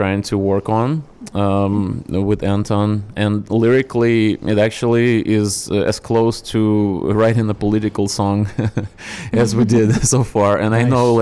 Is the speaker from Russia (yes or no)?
yes; Chelyabinsk, Chelyabinsk Oblast, Russia; English is a second language; moved away as an adult; now in United States; I'm not from Moscow, I'm from a city called Chelyabinsk